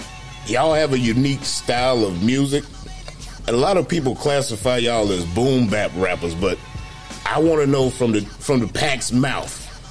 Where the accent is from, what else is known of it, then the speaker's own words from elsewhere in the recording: Columbus County, North Carolina, United States; I'm from Columbus County